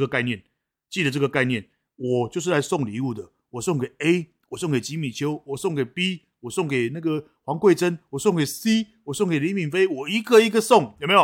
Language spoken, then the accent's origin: Chinese; Taipei, Taiwan; 因为我从小在台北长大